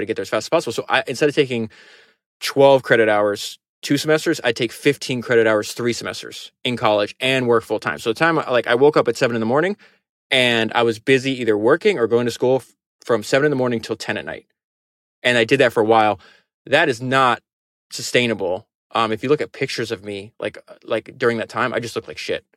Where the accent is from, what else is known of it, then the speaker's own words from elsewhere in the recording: Florida, United States; I grew up in Florida